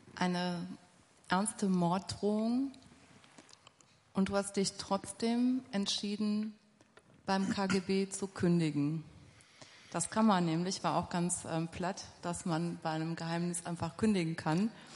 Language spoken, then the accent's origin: German; Essen, North Rhine-Westphalia, Germany; Ich komme tatsächlich aus Essen, aus dem Ruhrgebiet